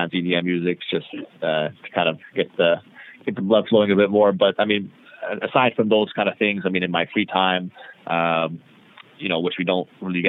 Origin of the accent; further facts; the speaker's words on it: Toronto, Ontario, Canada; also born or lived in Montreal; I'm from Toronto. So I was born originally in Montreal, but I've lived in Toronto my whole life